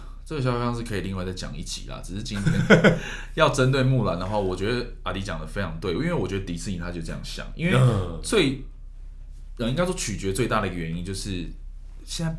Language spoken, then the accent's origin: Chinese; Taiwan; 我台湾人